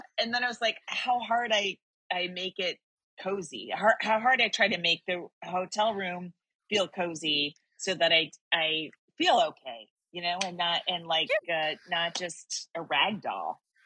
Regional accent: California, United States; I'm from California

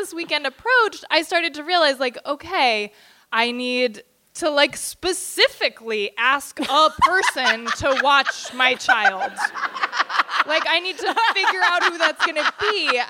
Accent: Bay Area, California, United States; moved away; Like, I grew up in the Bay Area, you guys. I know where everything is

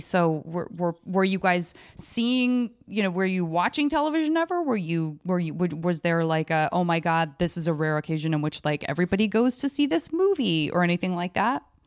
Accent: Tucson, Arizona, United States; moved away as an adult; also born or lived in San Francisco; I grew up in Tucson, Arizona

